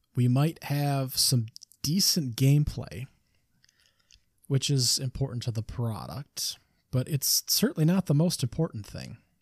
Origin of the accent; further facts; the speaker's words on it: Michigan, United States; it's my home state, Michigan